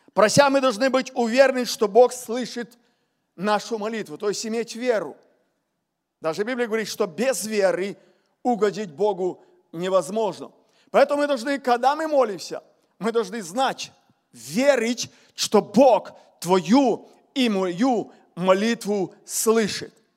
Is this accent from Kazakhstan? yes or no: no; Ukraine; я с Украины говорю